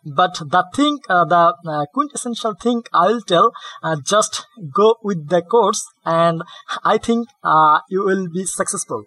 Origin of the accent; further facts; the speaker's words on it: Bangladesh; English is a second language; I am from Bangladesh